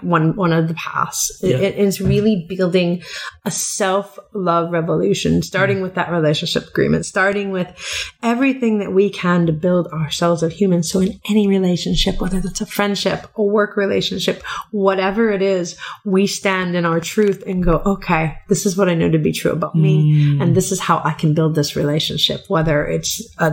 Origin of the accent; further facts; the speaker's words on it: United States; moved away as an adult; also born or lived in Middle East; I'm American going to live in the Middle East, raised by CNN